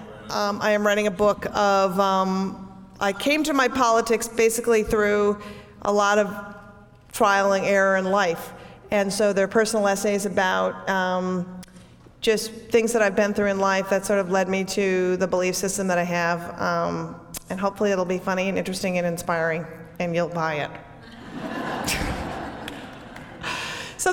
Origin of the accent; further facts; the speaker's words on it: Minneapolis, Minnesota, United States; I grew up in Southwest Minneapolis